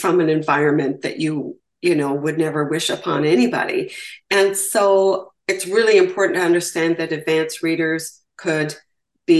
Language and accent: English; Canada; I'm from Canada, so I refer to provinces as well.